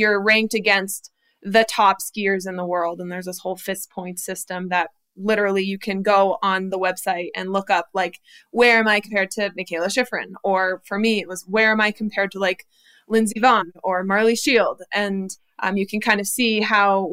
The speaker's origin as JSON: {"language": "English", "town": "Vail", "region": "Colorado", "country": "United States", "tie": "born or raised there", "said": "I was born in Vail, Colorado"}